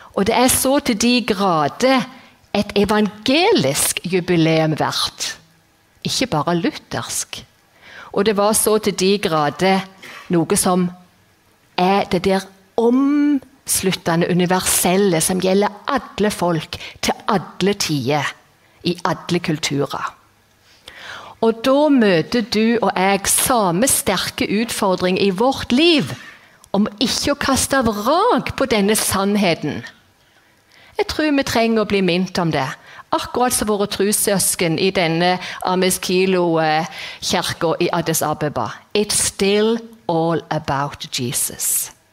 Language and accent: Norwegian; Jæren, Rogaland, Norway; moved away as an adult; now in Kristiansand, Norway; jeg er jærbu, og Bryne er best